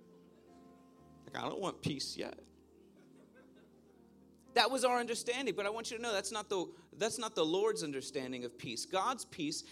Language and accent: English; Philadelphia, Pennsylvania, United States; I grew up in Philadelphia, Pennsylvania